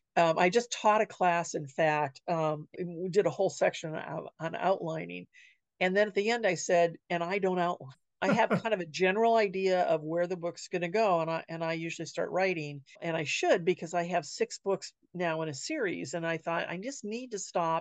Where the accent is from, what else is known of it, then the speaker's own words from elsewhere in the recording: Sierra Madre, California, United States; now in Wenatchee, United States; my hometown in California of Sierra Madre